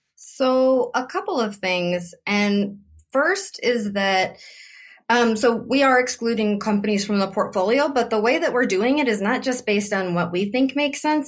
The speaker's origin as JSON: {"language": "English", "town": "Oroville", "region": "California", "country": "United States", "tie": "born or raised there", "said": "I grew up in Oroville, also in California, but very different from San Francisco."}